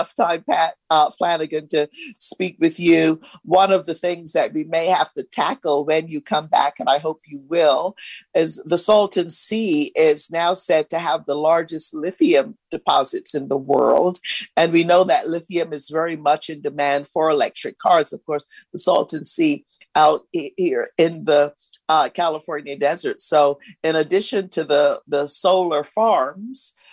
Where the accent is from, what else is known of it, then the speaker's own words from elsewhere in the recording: Barbados; moved away; also born or lived in East Los Angeles; I grew up in Barbados in a small village.